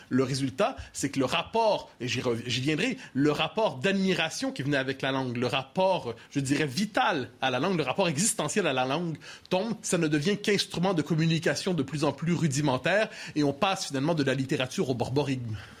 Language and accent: French; Quebec, Canada; born or raised there